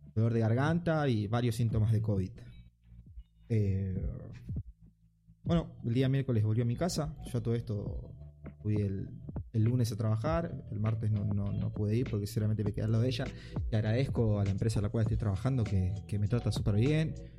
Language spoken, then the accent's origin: Spanish; Argentina; mi país